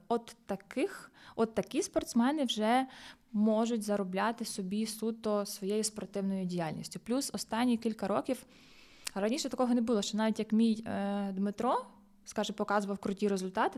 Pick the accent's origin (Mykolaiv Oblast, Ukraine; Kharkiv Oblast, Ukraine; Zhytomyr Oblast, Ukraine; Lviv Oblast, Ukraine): Lviv Oblast, Ukraine; Busk; в Бузькій дитячо-юнацькій спортивній школі, звідки я родом